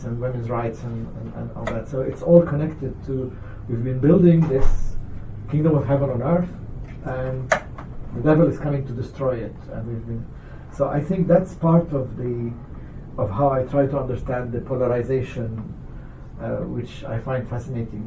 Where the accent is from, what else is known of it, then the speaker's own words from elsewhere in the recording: Lebanon; now in United States; I'm from Lebanon.